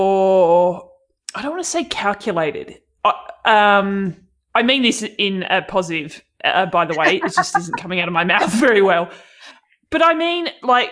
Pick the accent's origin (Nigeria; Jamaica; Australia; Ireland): Australia; accent: Aussie